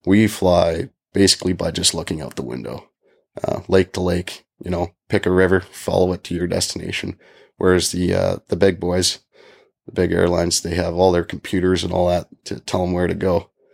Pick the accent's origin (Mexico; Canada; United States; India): Canada; Calgary, Alberta; now in Yellowknife, Canada; my hometown of Calgary